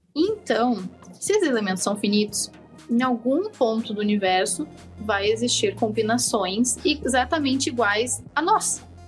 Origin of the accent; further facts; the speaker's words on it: Eldorado do Sul, Rio Grande do Sul, Brazil; moved away as an adult; now in Porto Alegre, Brazil; eu não sou de Eldorado medianeiro, eu sou de Eldorado próximo de Arroio dos Ratos